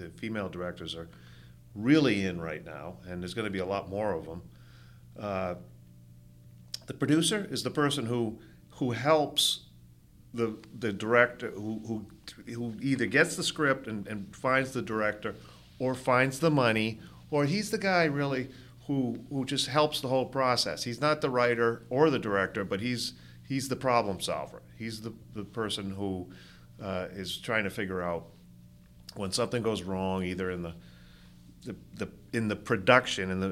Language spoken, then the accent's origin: English; Rhode Island, United States; growing up in Rhode Island